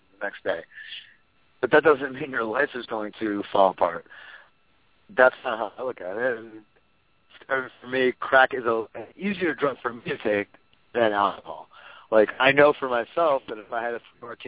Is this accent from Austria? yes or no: no; New York City, New York, United States; I grew up in New York City